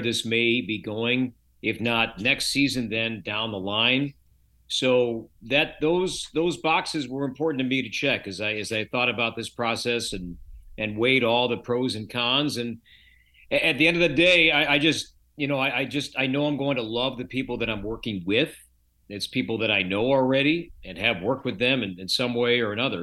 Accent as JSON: {"language": "English", "town": "Chicago", "region": "Illinois", "country": "United States", "tie": "born or raised there", "moved": "as an adult", "lives_now": "Minnesota, United States", "said": "I grew up in the Chicagoland area"}